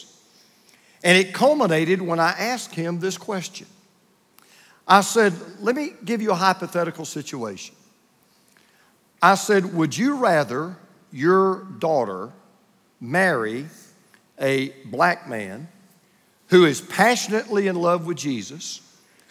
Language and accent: English; Bible Belt of the Deep South, United States; I grew up in the Buckle Belt of the Deep South